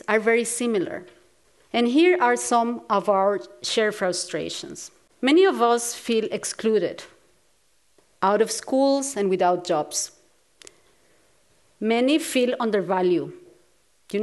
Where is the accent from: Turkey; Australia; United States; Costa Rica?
Costa Rica; I grew up in Costa Rica, a small, beautiful country in Latin America